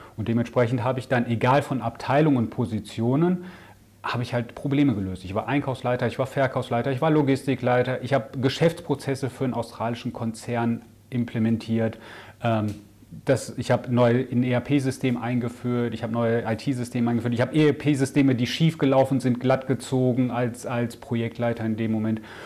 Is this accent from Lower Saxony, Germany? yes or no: no; Ruhr area, North Rhine-Westphalia, Germany; moved away as an adult; also born or lived in Augsburg / Amsterdam; now in near Düsseldorf, Germany; komme gebürtig aus dem Ruhrgebiet